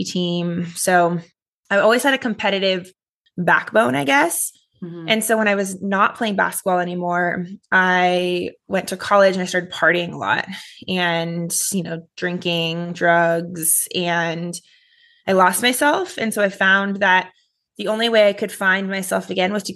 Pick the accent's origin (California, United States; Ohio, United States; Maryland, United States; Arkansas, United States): California, United States; Los Angeles; I grew up in Los Angeles, California